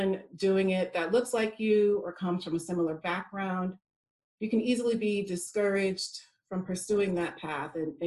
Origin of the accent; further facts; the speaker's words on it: United States; accent: American; moved away as an adult; now in United Kingdom; I'm from America, if you could not tell by my accent.